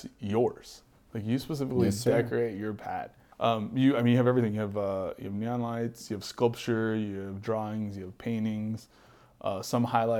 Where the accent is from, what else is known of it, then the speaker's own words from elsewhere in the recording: Texas, United States; I'm a Texas guy